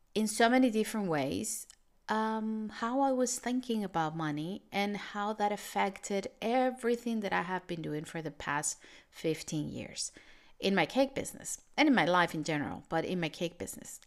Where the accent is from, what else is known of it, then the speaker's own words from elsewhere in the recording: Venezuela; moved away; I come from Venezuela, which is, was a country, still a country with a very unstable economy